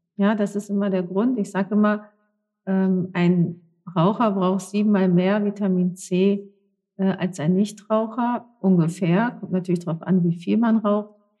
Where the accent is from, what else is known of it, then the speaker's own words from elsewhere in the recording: North Rhine-Westphalia, Germany; gebürtig in NRW